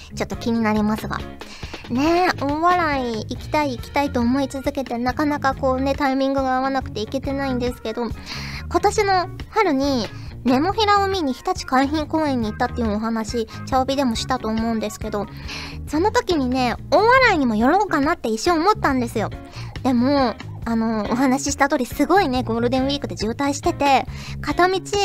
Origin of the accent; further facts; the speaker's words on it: Kyushu, Fukuoka, Japan; now in Tokyo, Japan; 私、九州、福岡出身